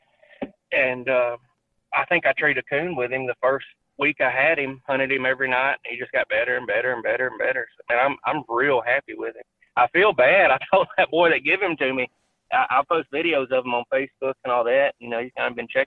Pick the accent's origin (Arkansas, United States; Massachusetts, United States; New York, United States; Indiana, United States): Arkansas, United States; South; We grew up in South Arkansas, right on the Louisiana line